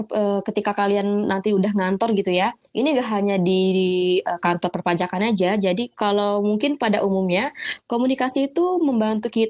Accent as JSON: {"language": "Indonesian", "region": "Sumatra", "country": "Indonesia", "said": "Aku kan orang Sumatera ya, orang Sumatera. Uh, pengen banget kuliah di Jawa kayak gitu."}